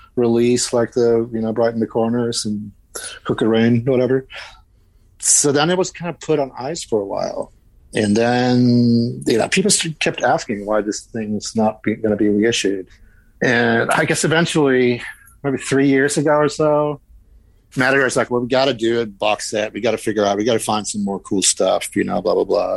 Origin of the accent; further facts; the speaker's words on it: Sweden; moved away; I'm Swedish